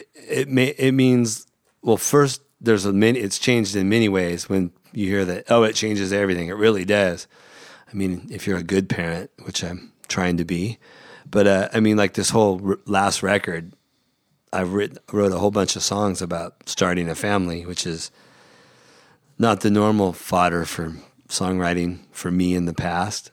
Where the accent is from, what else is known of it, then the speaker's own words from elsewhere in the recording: Central California, United States; moved away as an adult; now in Los Angeles, United States; I grew up in Central California